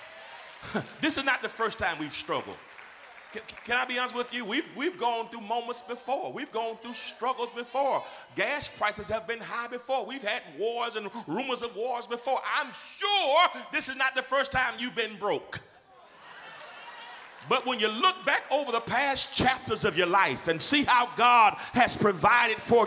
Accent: Georgia, United States; I'm from Georgia.

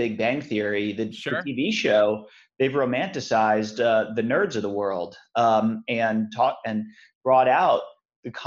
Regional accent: Clearwater, Florida, United States; I grew up in Clearwater, Florida, which is a part of the Tampa Bay area. So I'm from here.

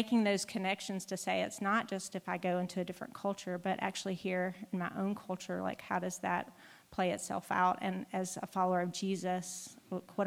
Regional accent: United States; being an American

